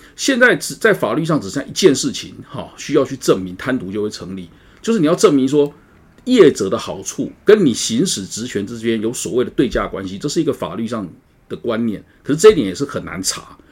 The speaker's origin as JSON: {"language": "Chinese", "region": "Tainan", "country": "Taiwan", "tie": "born or raised there", "said": "我的故乡台南"}